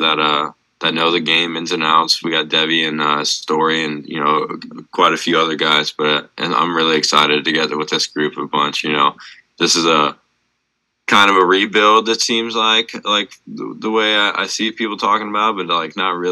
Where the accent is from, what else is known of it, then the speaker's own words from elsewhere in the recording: Florida, United States; growing up in Florida